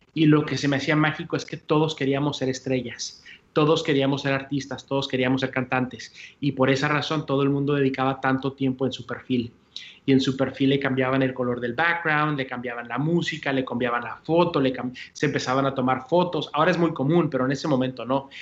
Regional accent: El Paso, Texas, United States; moved away as an adult; also born or lived in Mexico; now in Puerto Rico; ese es donde crezco, es donde, donde vivo, mi, mi, cultura

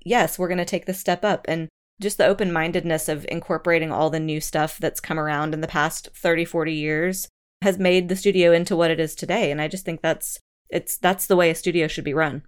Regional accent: Georgia, United States; moved away; also born or lived in Oklahoma City; I'm I'm from Georgia

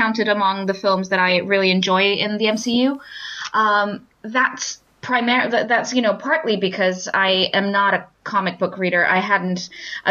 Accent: London, United Kingdom; as a Londoner, not as a Croydoner, but as a Londoner

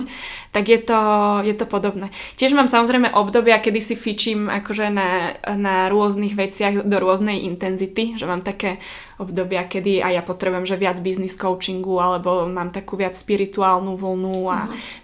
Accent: Slovakia; zo Slovenska sme

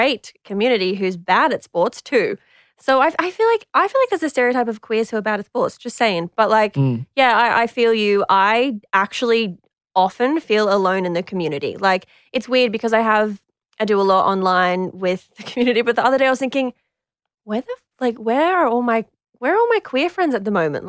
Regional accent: Queensland, Australia; I'm from Queensland

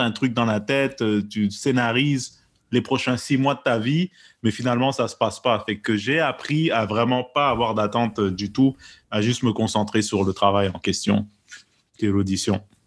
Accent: Quebec, Canada; j'estime qu'on est des Québécois, même si on n'est pas nécessairement de souche là, comme on dit. on a d'autres backgrounds

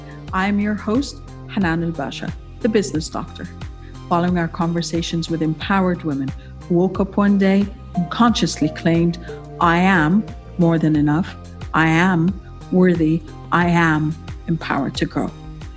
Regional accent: Kuwait; also born or lived in Egypt; now in Qatar; Like, I'm an Egyptian. I was born and raised in Kuwait. I went to Egypt and I was still an expat and a foreigner in my own country

